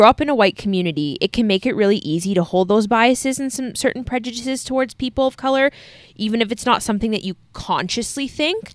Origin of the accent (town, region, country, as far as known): Canada